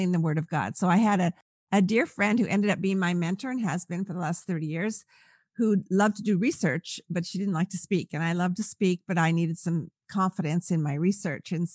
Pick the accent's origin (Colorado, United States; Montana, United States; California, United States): California, United States; I'm from California